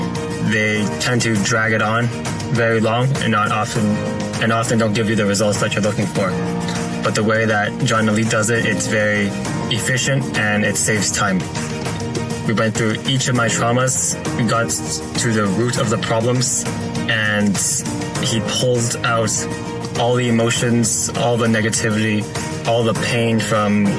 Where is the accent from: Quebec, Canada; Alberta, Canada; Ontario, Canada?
Ontario, Canada; Toronto; I'm from Toronto